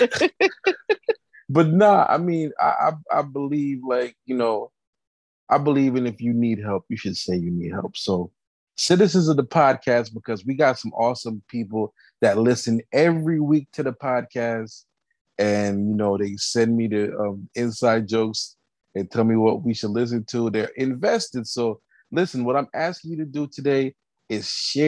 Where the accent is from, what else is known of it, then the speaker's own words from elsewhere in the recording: Jamaica; we're very Jamaican people